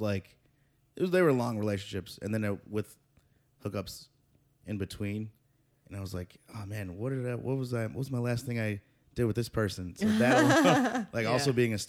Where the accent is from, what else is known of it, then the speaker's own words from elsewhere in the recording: Midwest, United States; moved away as an adult; now in New York, United States; Growing up in the Midwest